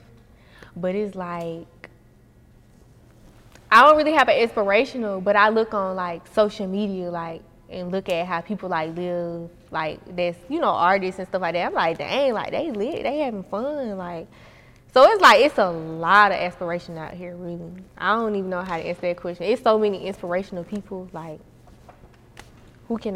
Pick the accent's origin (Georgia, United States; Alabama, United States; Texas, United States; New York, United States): Georgia, United States; Atlanta; I was raised on the South Side.